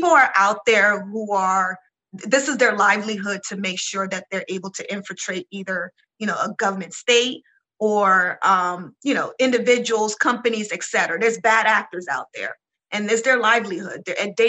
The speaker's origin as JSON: {"language": "English", "country": "Nigeria", "said": "I'm Nigerian"}